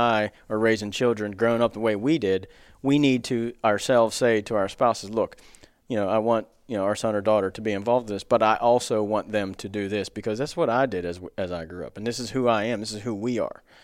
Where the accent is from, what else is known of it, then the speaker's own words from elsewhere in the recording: near Frostburg, Maryland, United States; pretty cool place to grow up. I grew up hunting three states, Maryland, West Virginia, and Pennsylvania